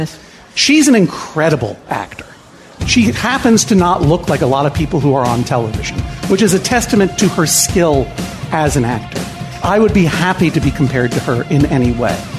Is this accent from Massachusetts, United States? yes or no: yes; Massachusetts, United States; we are both from New England. Mm-hmm. I from Massachusetts